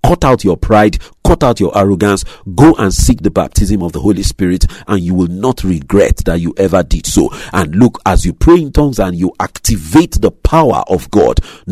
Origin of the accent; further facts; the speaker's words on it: Nigeria; moved away; my home country, my native country, Nigeria